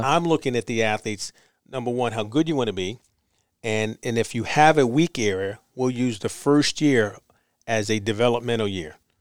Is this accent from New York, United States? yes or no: yes; New York City, New York, United States; Born in Harlem.